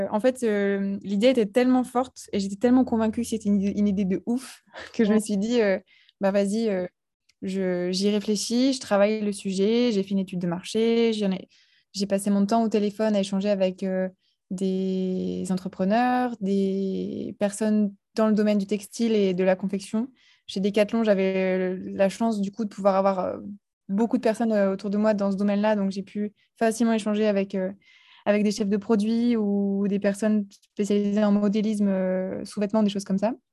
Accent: Pas-de-Calais, Hauts-de-France, France; also born or lived in Nord / Lille; je suis originaire du Pas-de-Calais. je suis née dans, dans le Nord

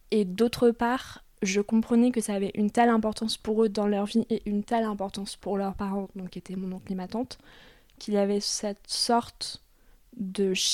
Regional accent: Paris suburbs, Hauts-de-Seine, Île-de-France, France; en banlieue parisienne, dans les Hauts-de-Seine dans une ville plutôt, plutôt huppée.

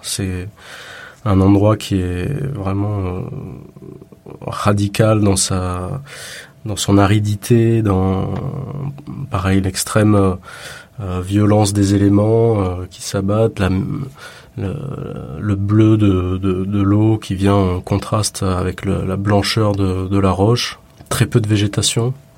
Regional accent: Le Bar-sur-Loup, Provence-Alpes-Côte d'Azur, France; moved away as an adult; also born or lived in Nice; now in Marseille, France; Je suis né à Nice, euh, dans le sud. j'ai grandi dans la pays niçois, près de Grasse, un petit village qui s'appelle Bar-sur-Loup précisément

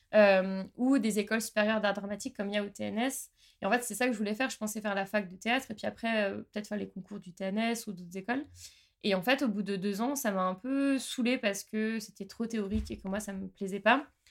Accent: Haute-Savoie, Auvergne-Rhône-Alpes, France; moved away as an adult; now in Strasbourg, France; moi ça fait 9 ans et demi que je suis à Strasbourg, je viens de Haute-Savoie à la base

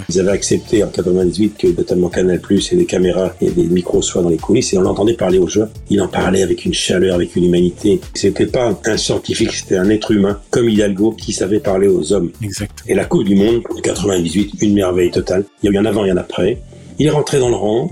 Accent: Normandy, France; quand j'étais gamin en Normandie

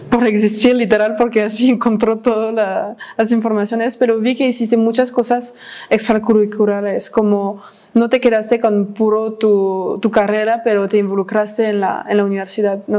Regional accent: León, Guanajuato, Mexico; Sí, nací y crecí en León. Sí, en León.

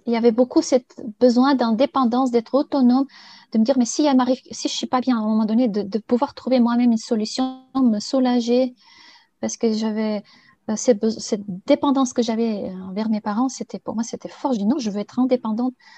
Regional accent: Bulgaria; moved away; also born or lived in Sofia; je suis née en Bulgarie. Et je suis partie faire des études à Sofia

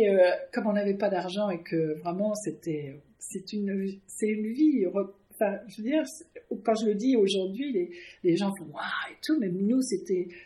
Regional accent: Villepreux, Île-de-France, France; accent: anglo-saxon; also born or lived in Canada; je parlais pas le français moi. Je parlais pas du tout. On est arrivé à Villepreux.

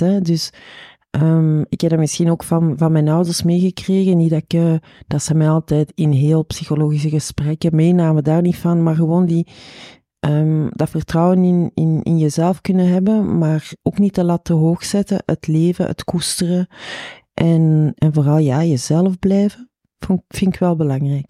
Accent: Chile; now in Belgium; ik ben oorspronkelijk van Chili

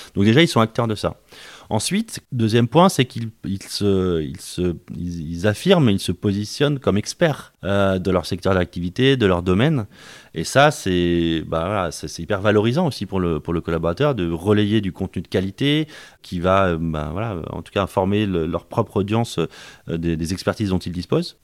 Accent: Paris, Île-de-France, France; moved away as an adult; also born or lived in Rennes; je suis d'origine parisienne. Donc je suis un Parisien, j'ai fait mes, mes, études, on va dire, avant le, avant le bac à Paris.

